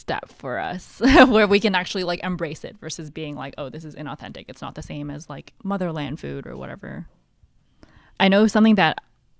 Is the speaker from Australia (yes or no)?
no; Hong Kong; oh, I'm from Hong Kong. Like I was born in Hong Kong, but I'm pretty whitewashed.